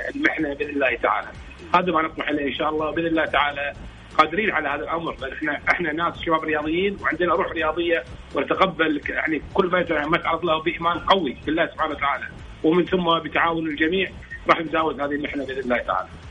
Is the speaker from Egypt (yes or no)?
no; Kuwait; عندنا في الكويت